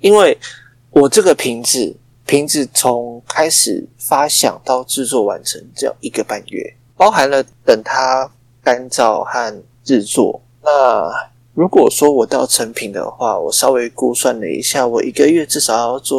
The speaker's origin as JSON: {"language": "Chinese", "region": "Taichung", "country": "Taiwan", "said": "然后我台中人非常的厉害，"}